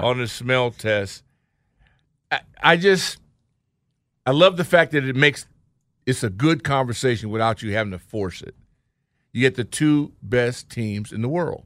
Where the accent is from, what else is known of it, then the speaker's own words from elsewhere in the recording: West Coast, United States; I was born on the East Coast, raised on the West Coast